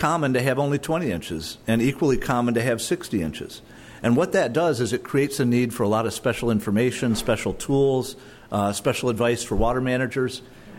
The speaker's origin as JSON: {"language": "English", "region": "Michigan", "country": "United States", "also_born_or_lived": "Florida / Colorado / Arizona", "moved": "yes", "lives_now": "California, United States", "said": "I'm from Michigan. I live in Florida, Colorado, Arizona, California, et cetera."}